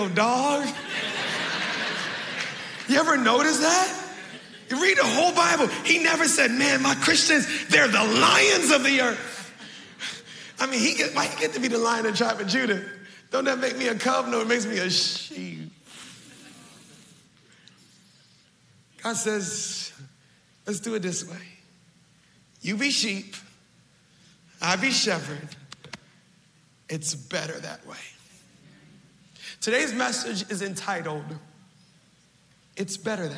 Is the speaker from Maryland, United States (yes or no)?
yes; Baltimore, Maryland, United States; I'm from Baltimore. We know how to hustle. 13, I'm doing odds and ends. 14, I start cutting grass